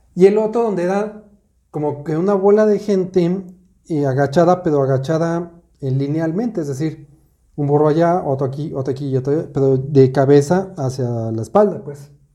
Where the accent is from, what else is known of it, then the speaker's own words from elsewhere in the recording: Mexico City, Mexico; En la Ciudad de México, de donde yo soy, en mi época